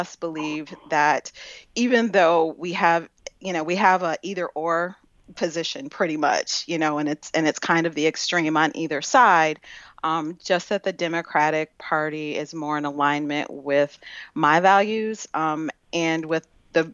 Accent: Detroit, Michigan, United States; now in Woodhaven, United States; Lived in Detroit first 20-some years of my life, and then stayed in Wayne County and in the suburbs of Detroit.

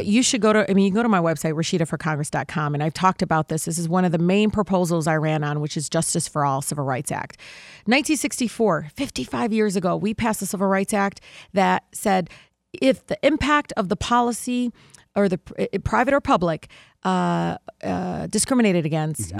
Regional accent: Detroit, Michigan, United States; growing up in Detroit

